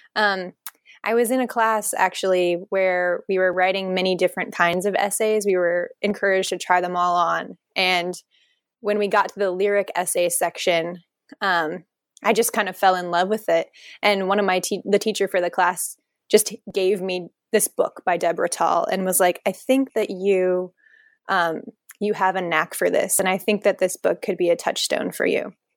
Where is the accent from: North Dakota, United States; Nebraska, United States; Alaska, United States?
Nebraska, United States; moved away as an adult; also born or lived in Omaha, Nebraska; now in Portland, United States; I'm a Nebraskan native. I grew up there in a really small town of a thousand people and went to college in Omaha